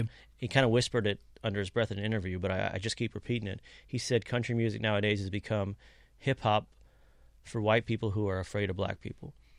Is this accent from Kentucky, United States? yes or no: yes; Kentucky, United States; growing up in Kentucky